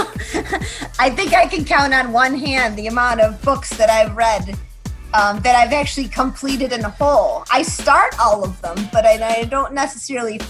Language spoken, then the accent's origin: English; Buffalo, New York, United States; now in Columbus, United States; my hometown of Buffalo, New York